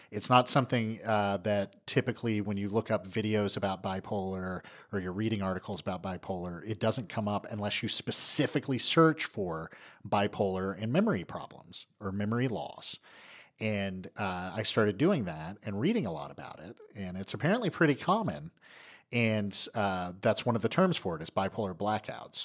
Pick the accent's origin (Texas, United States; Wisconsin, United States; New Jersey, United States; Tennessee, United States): Tennessee, United States; East; moved away; I'm from East Tennessee. It's not a big, big place where I'm from, and I go back, and I'll run into somebody I went to high school